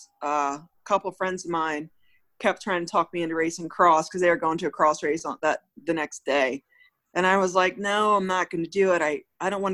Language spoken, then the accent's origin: English; Delaware, United States; I'm from Delaware